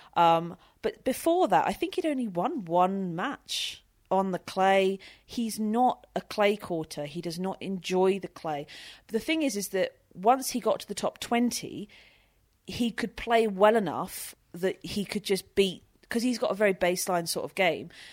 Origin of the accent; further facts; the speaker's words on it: United Kingdom; I'm British